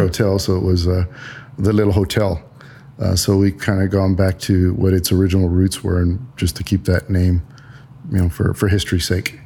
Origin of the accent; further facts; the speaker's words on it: San Antonio, Texas, United States; also born or lived in Germany; I was born and raised in San Antonio.